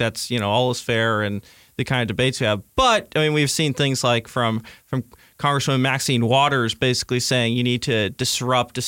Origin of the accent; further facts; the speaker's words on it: California, United States; even as a Californian